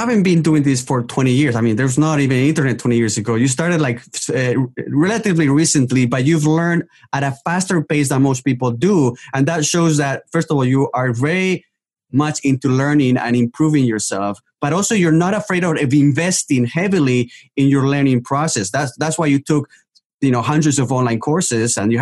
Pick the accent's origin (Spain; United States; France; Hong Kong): Spain; English is a second language; Spain is also my home country